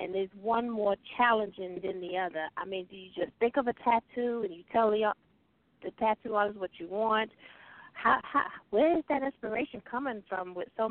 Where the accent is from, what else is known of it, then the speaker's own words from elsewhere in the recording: the South, United States; I'm from the South